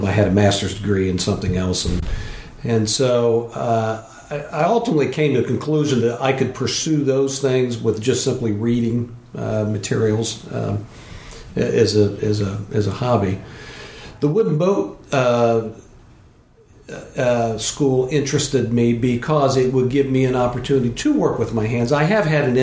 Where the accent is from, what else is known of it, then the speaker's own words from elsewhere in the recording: Columbus, Ohio, United States; moved away as an adult; also born or lived in Denver, Colorado; now in Port Hadlock, United States; I lived in one place. I grew up in Columbus, Ohio